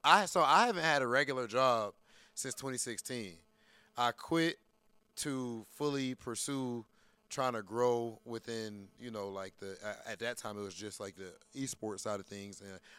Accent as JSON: {"language": "English", "region": "Ohio", "country": "United States", "moved": "as an adult", "lives_now": "Los Angeles, United States", "said": "You know, I'm originally from Ohio, which is very different than LA. So I moved"}